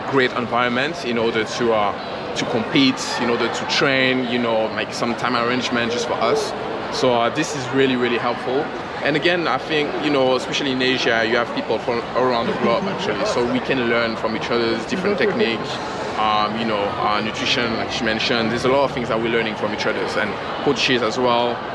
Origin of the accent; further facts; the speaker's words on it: Guadeloupe; also born or lived in London, United Kingdom; now in Singapore; so um, I'm originally from Guadeloupe, which is a French island in the Caribbean, uh, not far from Barbados, Jamaica. That's where I'm from, I grew up. I've been living in Singapore for the last five years now.